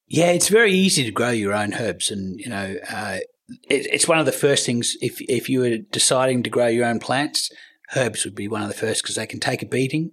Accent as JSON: {"language": "English", "country": "Australia", "also_born_or_lived": "Canberra, Australia / United States", "said": "I'm Australian"}